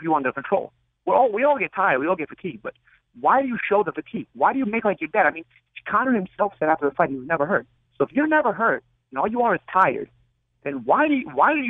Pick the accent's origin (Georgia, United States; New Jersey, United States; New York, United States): New York, United States; I'm from New York. I'm original New York